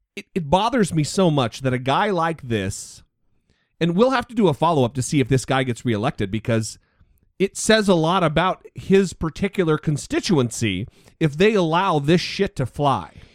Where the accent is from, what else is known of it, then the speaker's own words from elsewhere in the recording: Idaho, United States; my home state of Idaho